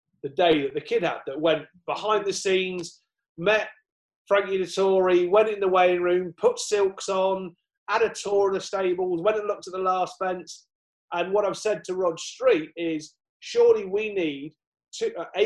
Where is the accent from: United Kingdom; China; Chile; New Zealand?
United Kingdom; Southwell, East Midlands; where I was brought up near Southwell.